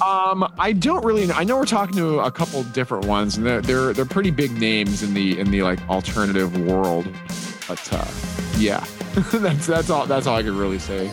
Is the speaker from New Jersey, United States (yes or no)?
no; Utah, United States; a four three five in there for my my hometown